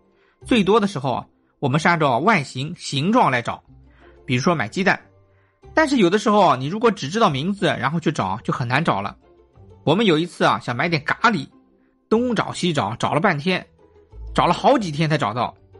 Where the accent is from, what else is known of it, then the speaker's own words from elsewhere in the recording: China; also born or lived in Berlin, Germany; 我们中国人